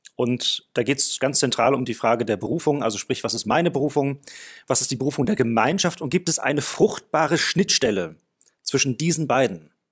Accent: South Africa; moved away as an adult; now in Germany; ich bin in Südafrika geboren und groß geworden. Mit 19 Jahren kam ich nach Deutschland

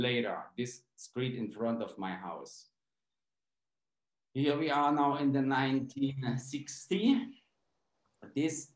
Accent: Pirna, Saxony, Germany; English is a second language; moved away as an adult; now in Peru; I was born in Pirna, it's near Dresden. And I grew up on a small village, a really small place on a farm.

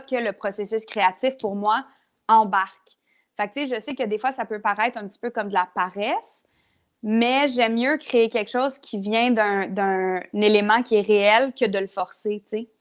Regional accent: Lavaltrie, Quebec, Canada; now in Montreal, Canada; je viens de la Valtrie, ce qui est vraiment correct, mais ça fait 12 ans que j'ai pas été. ça fait 12 ans que j'ai pas habité à la Valtrie

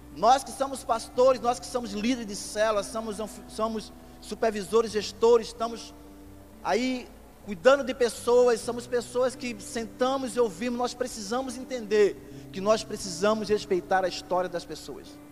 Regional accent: Pernambuco, Brazil; moved away as an adult; now in Rio de Janeiro, Brazil; não sou carioca, sou pernambucano

